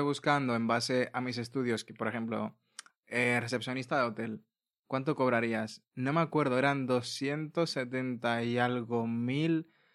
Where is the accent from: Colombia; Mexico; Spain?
Spain; also born or lived in Latin America (ancestry); nosotros hemos crecido aquí